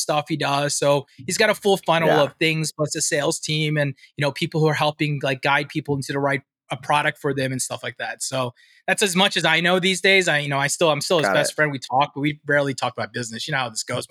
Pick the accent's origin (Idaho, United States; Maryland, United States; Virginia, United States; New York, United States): Maryland, United States; Washington, D.C. metro area; moved away as an adult; now in San Diego, United States; That's actually where I'm from originally, from the Washington, D.C. metro area.